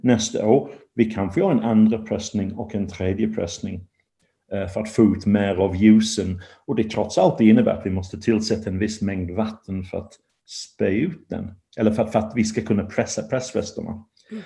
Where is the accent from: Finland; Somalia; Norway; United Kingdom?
United Kingdom; England; now in Sweden; jag är från England